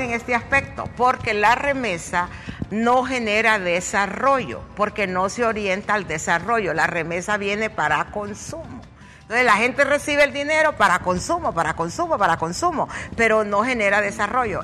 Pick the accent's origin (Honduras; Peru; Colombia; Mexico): Honduras; somos dejados los hondureños